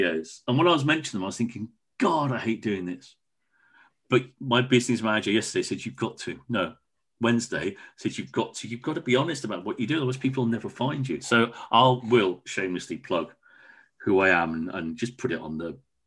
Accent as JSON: {"language": "English", "town": "Wolverhampton", "region": "West Midlands", "country": "United Kingdom", "tie": "born or raised there", "also_born_or_lived": "Truro", "moved": "yes", "said": "I was brought up in Wolverhampton"}